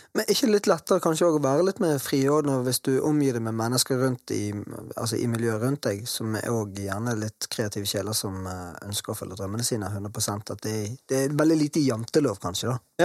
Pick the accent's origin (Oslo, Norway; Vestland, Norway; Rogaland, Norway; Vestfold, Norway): Vestland, Norway; Bergen; bergensere så vi er jo glad i å prate veldig mye